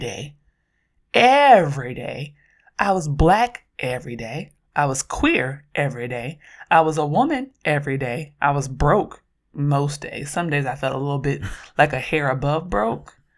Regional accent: Oakland, California, United States

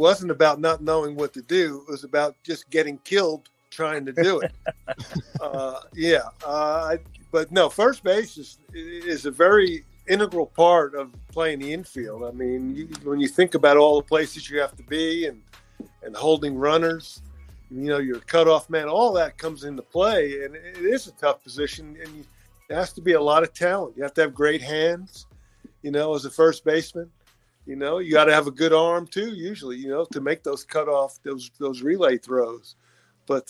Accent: Bloomfield, New Jersey, United States; moved away; I grew up in New Jersey, in a little town, Bloomfield, New Jersey, just about 30, 45 minutes outside of New York City

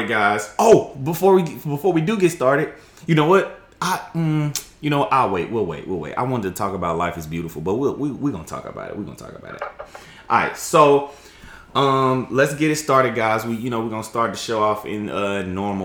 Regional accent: Jackson, Mississippi, United States; I'm from Jackson, Mississippi

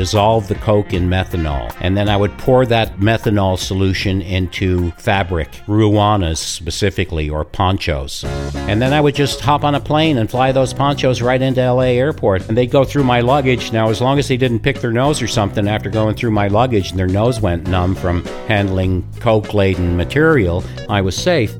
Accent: Newfoundland and Labrador, Canada; this guy who I grew up with in Newfoundland

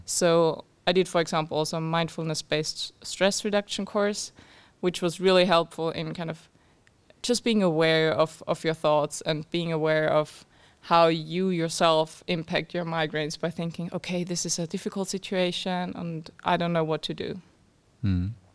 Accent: Austria; moved away as an adult; now in Cambridge, United Kingdom; I'm from Austria

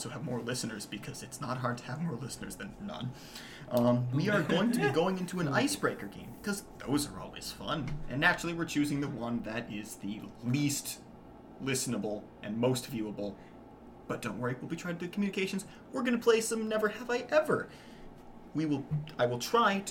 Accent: Minnesota, United States; accent: Minnesota O's; also born or lived in California; we're from Minnesota

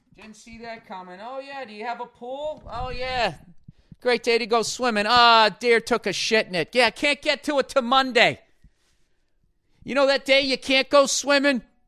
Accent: United States; speaking beautiful French as an American

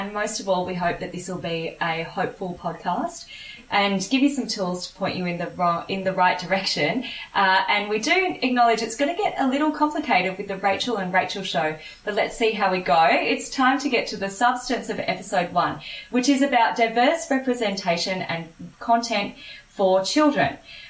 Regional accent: Australia; also born or lived in Papua New Guinea; I'm an Indian Australian. I was born in Papua New Guinea, and I'm a brown-skinned girl, very proudly.

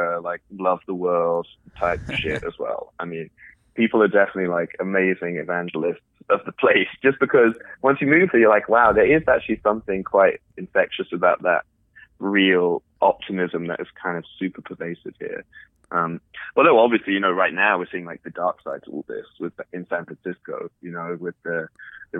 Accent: London, United Kingdom; moved away as an adult; also born or lived in Paris / Berlin; now in Silicon Valley, United States; I lived in Paris, I lived in Berlin, I grew up in London

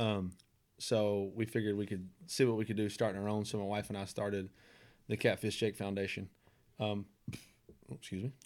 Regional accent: Nashville, Tennessee, United States; born and raised in Nashville, Nashville guy

